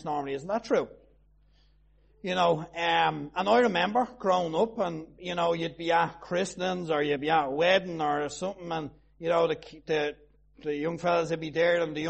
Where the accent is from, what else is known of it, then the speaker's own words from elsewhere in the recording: Tallaght, Leinster, Ireland; I'm from Talla